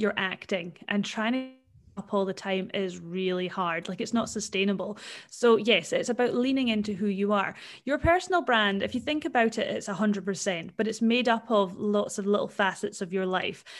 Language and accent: English; Scotland, United Kingdom; now in Perth, Australia; I am actually from Scotland originally, and my mum and dad are still over there